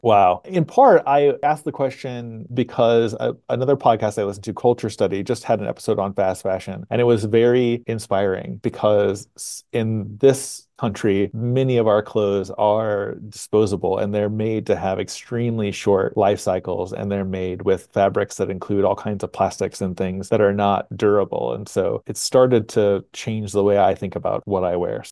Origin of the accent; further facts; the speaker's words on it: Springfield, Missouri, United States; now in Huntsville, United States; growing up in Southwest Missouri